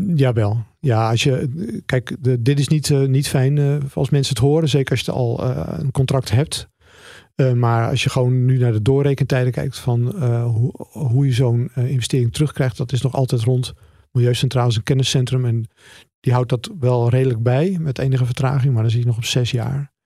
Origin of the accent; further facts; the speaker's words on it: Netherlands; als Nederlanders